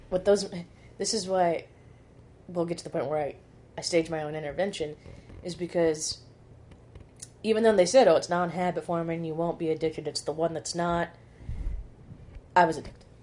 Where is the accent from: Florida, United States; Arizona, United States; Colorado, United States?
Arizona, United States; moved away as an adult; ended up moving back to Arizona, well, moving back to my hometown, moving back in with my parents